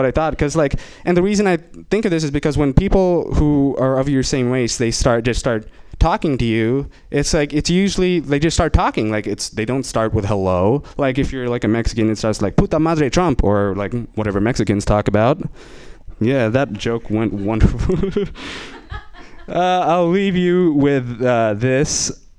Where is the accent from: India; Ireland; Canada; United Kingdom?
India; I'm Indian, and I will be exploiting that for this next joke.